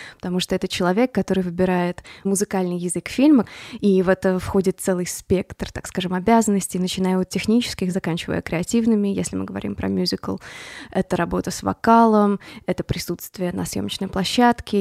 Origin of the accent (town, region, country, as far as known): Voronezh, Voronezh Oblast, Russia; born or raised there; moved away as an adult; also born or lived in Boston, United States; now in Los Angeles, United States